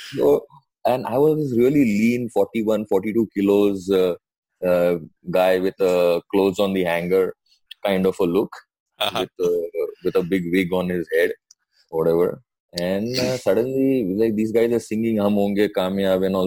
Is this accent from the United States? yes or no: no; Mumbai, Maharashtra, India; first language Sindhi; English is a second language; I'm from Mumbai, as uh, everyone probably knows already born and brought up um, in Mumbai